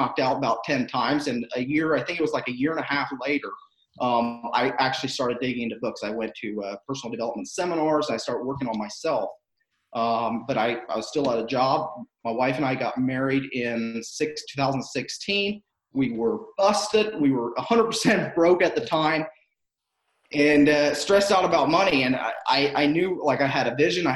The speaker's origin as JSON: {"language": "English", "region": "Southern Ohio", "country": "United States", "tie": "born or raised there", "moved": "as an adult", "lives_now": "Akron, United States", "said": "I grew up in Southern Ohio, and moved up to northeastern part of Ohio about 5 years ago"}